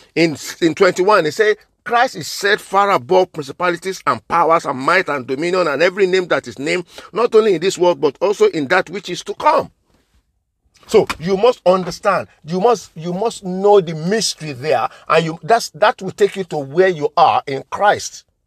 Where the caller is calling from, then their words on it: London, United Kingdom; I'm coming from Liberty Arts Ministry, London in United Kingdom